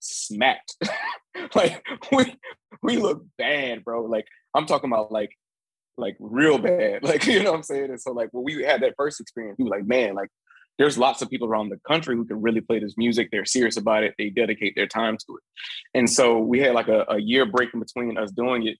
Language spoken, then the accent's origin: English; Jacksonville, Florida, United States; moved away as an adult; also born or lived in Michigan; now in New Orleans, United States; I'm from Jacksonville.